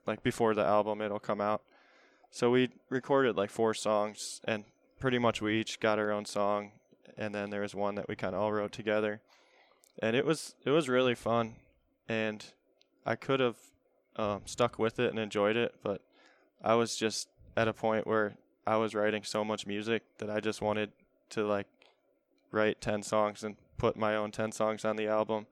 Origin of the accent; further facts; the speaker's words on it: Olmsted Falls, Ohio, United States; I grew up in Olmsted Falls.